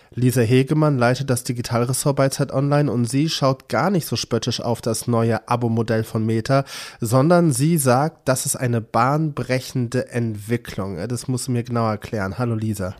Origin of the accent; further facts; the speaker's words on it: Cologne, North Rhine-Westphalia, Germany; ich als gebürtiger Kölner